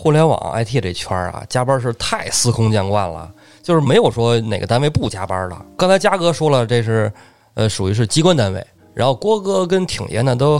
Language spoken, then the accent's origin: Chinese; Beijing, China; 因为咱们都是本地人。